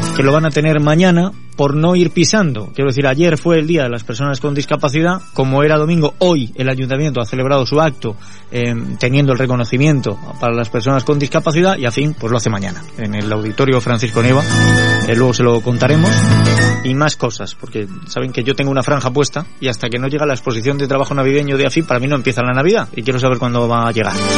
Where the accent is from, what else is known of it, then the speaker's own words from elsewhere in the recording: Spain; somos españoles